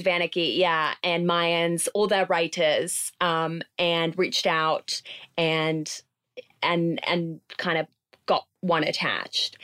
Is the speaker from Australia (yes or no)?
no; London, United Kingdom; moved away as an adult; now in Los Angeles, United States; I grew up in London